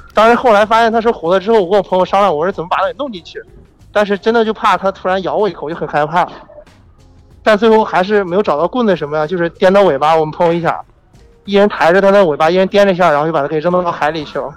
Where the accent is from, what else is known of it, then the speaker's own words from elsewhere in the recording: Zhengzhou, Henan, China; 对，我是郑州人